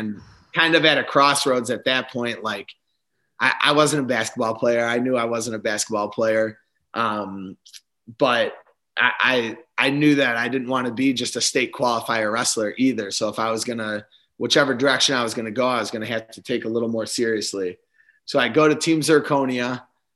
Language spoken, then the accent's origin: English; Spring Grove, Illinois, United States; We lived about 10 or 15 minutes away from each other at the time, Spring Grove in Johnsburg, Illinois.